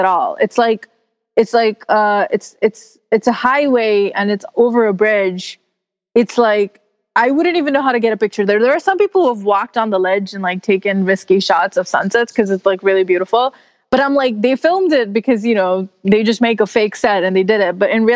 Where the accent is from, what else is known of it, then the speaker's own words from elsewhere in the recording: New York City, New York, United States; In New York City, exploring my hometown